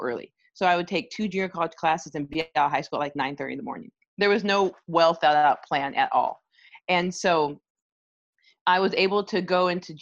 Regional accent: Arizona, United States; moved away as an adult; also born or lived in Canada / Michigan; So I was born in Canada, raised in Arizona.

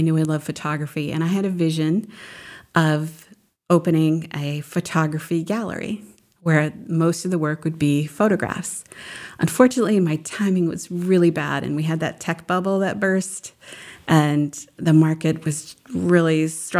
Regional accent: New Hampshire, United States; I remember they took us, we lived in central New Hamps

